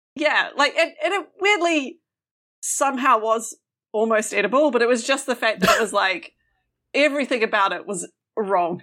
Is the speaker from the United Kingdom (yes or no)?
no; New Zealand; moved away; as a Kiwi